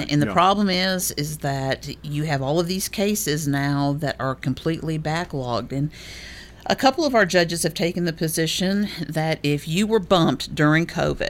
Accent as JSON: {"language": "English", "town": "Chesterton", "region": "Indiana", "country": "United States", "tie": "born or raised there", "moved": "as an adult", "said": "No, I'm not from Chicago. I was born and raised in this little town called Chesterton, Indiana. I lived there until I was, I guess, a freshman, sophomore in college."}